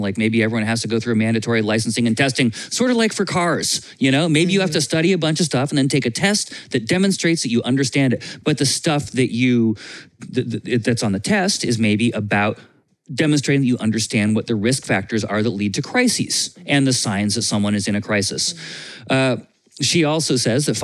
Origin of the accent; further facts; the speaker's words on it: Vermont, United States; I grew up in Vermont, and Vermont has a hunting culture for food